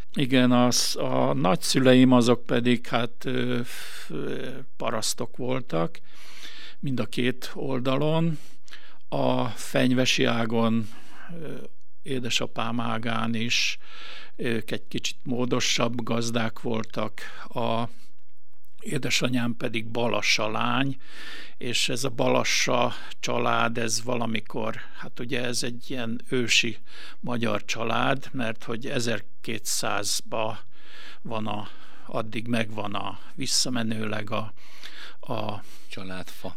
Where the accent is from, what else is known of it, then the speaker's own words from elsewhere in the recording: Gunaroš, Vojvodina, Serbia; moved away as an adult; also born or lived in Bačka Topola; now in Veszprém, Hungary; amikor én megszülettem 54-ben ezen a kis településen